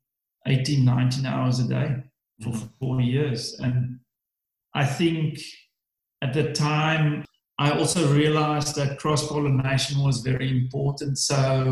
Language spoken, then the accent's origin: English; Swartland, Western Cape, South Africa; I grew up in the Swartland